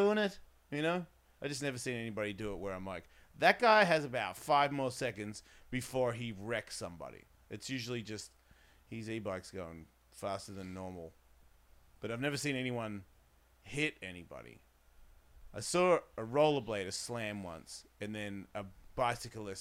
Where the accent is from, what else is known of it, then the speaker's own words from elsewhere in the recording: Australia; I'm from Australia.